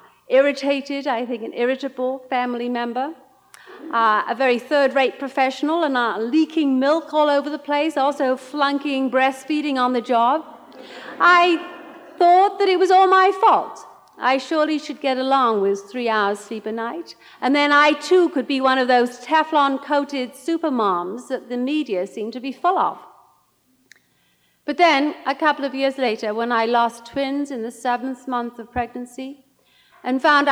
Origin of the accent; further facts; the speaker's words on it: Welsh mining valleys, Wales, United Kingdom; moved away as an adult; now in United States; I grew up in the Welsh mining valleys, one of six daughters